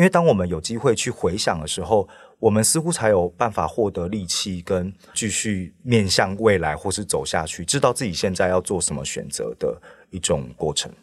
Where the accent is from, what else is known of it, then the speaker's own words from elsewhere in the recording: Taiwan; moved away as an adult; now in Paris, France; 我其实一开始也是土生土长在台湾的